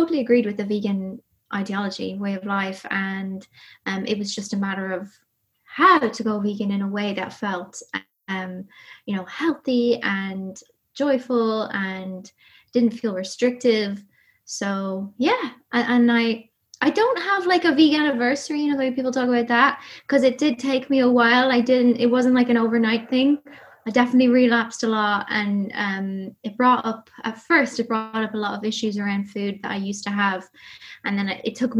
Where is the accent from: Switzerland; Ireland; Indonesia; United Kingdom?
Ireland; accent: Irish; From Ireland, grew up in the countryside